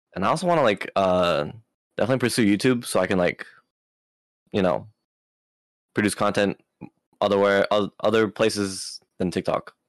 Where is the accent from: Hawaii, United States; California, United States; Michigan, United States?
Hawaii, United States; Maui; I was born in Hawaii, Maui